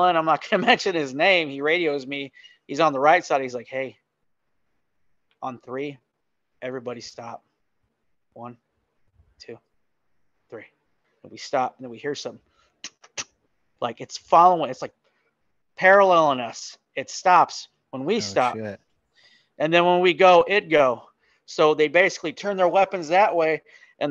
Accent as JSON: {"language": "English", "region": "Colorado", "country": "United States", "moved": "yes", "said": "I'm originally from Colorado"}